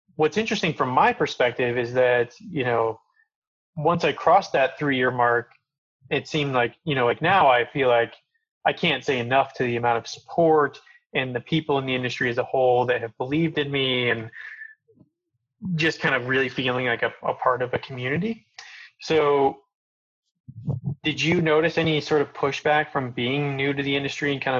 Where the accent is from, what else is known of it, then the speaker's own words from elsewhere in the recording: Coal Creek Canyon, Colorado, United States; I grew up in Coal Creek Canyon